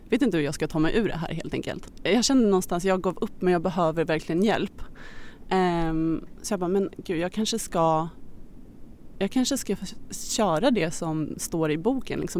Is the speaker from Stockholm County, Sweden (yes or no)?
yes; Stockholm, Stockholm County, Sweden; also born or lived in Australia; Jag är 27 år gammal, född och uppvuxen här i Stockholm men jag är nyligen hemkommen från Australien där jag har bott i sju år.